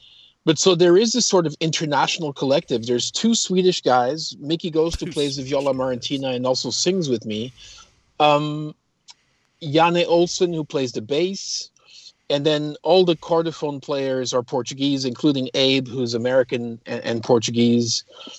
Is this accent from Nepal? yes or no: no; Toronto, Ontario, Canada; And so I lived in, I was raised in Toronto. I went to university in Toronto, started my first band there.